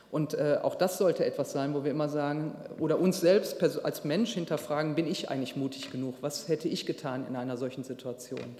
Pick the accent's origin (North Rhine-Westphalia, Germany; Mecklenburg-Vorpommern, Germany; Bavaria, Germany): North Rhine-Westphalia, Germany; Duisburg